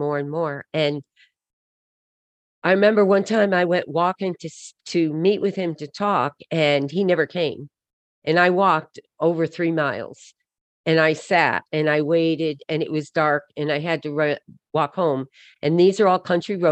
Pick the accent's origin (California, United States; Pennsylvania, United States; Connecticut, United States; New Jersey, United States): Connecticut, United States; we grew up in Connecticut. That's where I live now